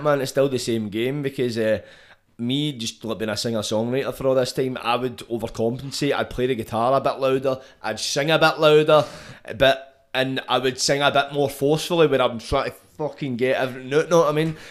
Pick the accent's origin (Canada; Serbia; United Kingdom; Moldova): United Kingdom; Scotland; being Scottish, like, we can compare ourselves to England, but we're different